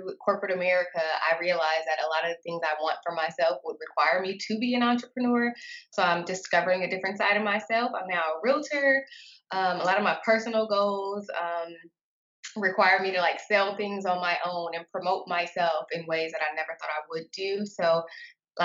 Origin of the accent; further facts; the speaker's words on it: Los Angeles, California, United States; moved away as an adult; now in Houston, United States; I'm originally from Los Angeles, but I moved to Houston about 7 years ago